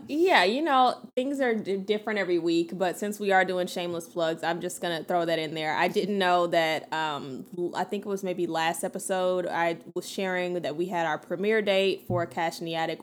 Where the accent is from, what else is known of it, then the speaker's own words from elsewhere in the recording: the South, United States; I'm from the South.